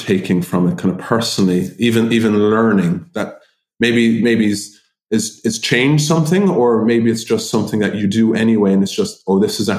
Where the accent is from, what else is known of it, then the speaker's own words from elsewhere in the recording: Ireland; We're Irish.